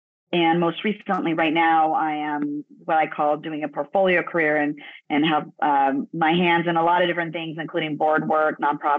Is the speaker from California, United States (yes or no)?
yes; Los Angeles, California, United States; My mom is from El Salvador. My father is from Ecuador. Grew up down in Los Angeles, and I was born in Los Angeles.